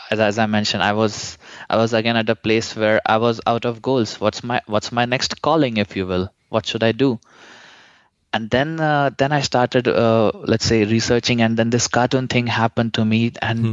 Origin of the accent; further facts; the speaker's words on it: India; moved away as an adult; I'm originally from India